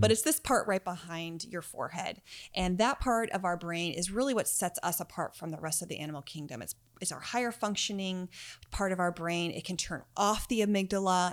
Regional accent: United States; I grew up outside of Washington, D.C., so our version of the subway was the metro

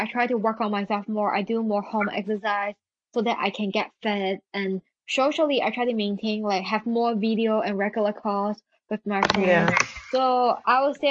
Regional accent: Hong Kong; English is a second language; moved away as an adult; now in United Kingdom; I go back to my hometown, Hong Kong

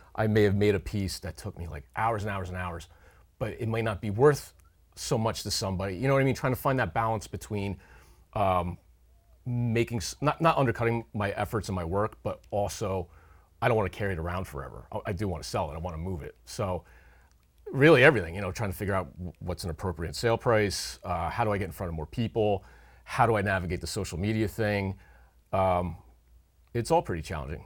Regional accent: Hunterdon County, New Jersey, United States; moved away as an adult; now in Upper Bucks County, Pennsylvania, United States; grew up in Hunterdon County, New Jersey, but for the last fourteen years, I've made my home on the other side of the Delaware River in Upper Bucks County, Pennsylvania.

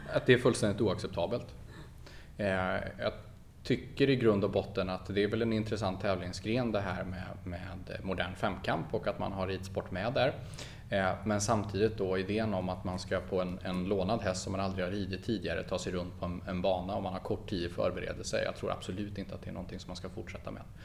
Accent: Falköping, Västra Götaland, Sweden; det är där jag kommer ifrån, det är där jag har bott hela mitt liv, född och uppvuxen

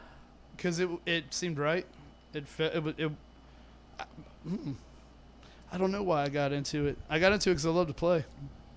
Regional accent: Tampa, Florida, United States; I grew up in Tampa

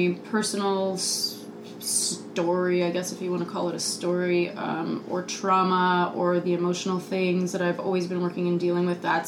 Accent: North Carolina, United States; got on the phone with one of my childhood friends who I grew up dancing with in North Carolina

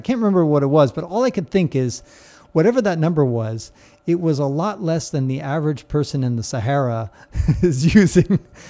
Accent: California, United States; when I was growing up in California, we had about a 7-year drought

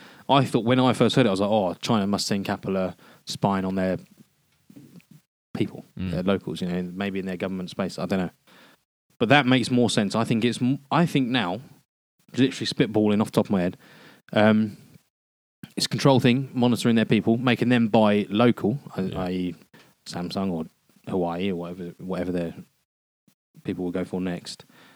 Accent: United Kingdom; Because we're British

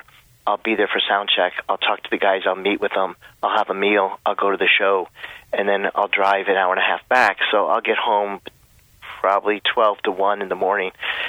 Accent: Allentown, Pennsylvania, United States; born or raised there; moved away

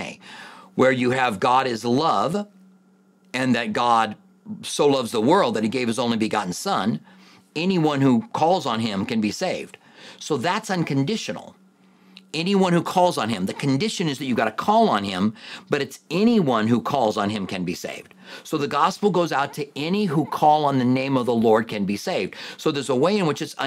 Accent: Clinton, Iowa, United States; I was born in Clinton, Iowa, which is right by the Mississippi River

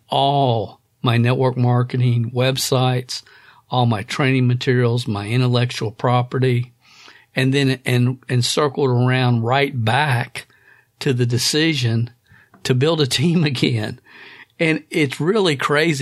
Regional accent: Stamping Ground, Kentucky, United States; a kid growing up in Stamping Ground, Kentucky

